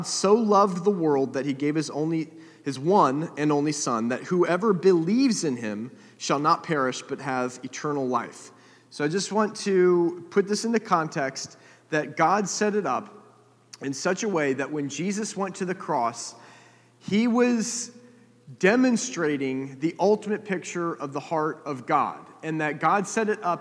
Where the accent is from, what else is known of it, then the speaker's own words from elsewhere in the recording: United States; I grew up in America